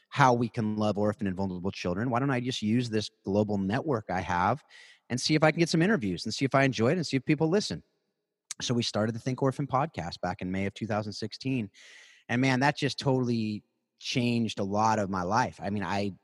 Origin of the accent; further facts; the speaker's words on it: South Orange County, California, United States; also born or lived in Hawaii / Atlanta; born and raised in South Orange County, California.